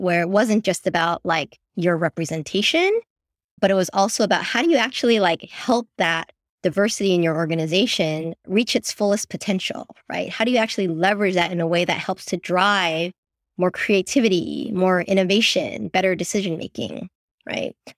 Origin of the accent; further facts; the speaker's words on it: San Francisco, California, United States; I grew up in San Francisco, born and raised, but my parents are immigrants, so I'm first generation born here.